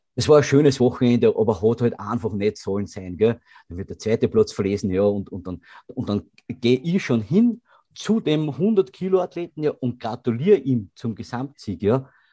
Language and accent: German; Grafenwörth, Lower Austria, Austria; es gibt niemanden in Grafenwörth, der mich nicht kennt